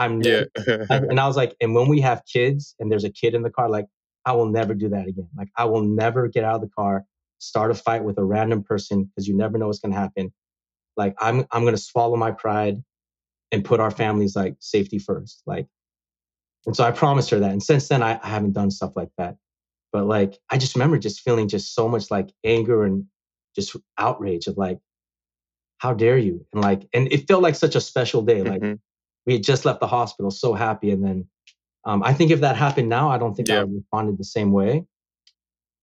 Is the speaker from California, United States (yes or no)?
yes; San Francisco, California, United States; I was born in this country. Mm-hmm. I was born in San Francisco.